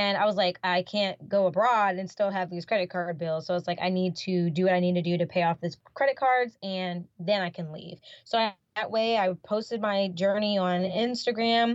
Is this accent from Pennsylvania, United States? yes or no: no; North Carolina, United States; now in Florida, United States; originally, I'm from North Carolina, here in the United States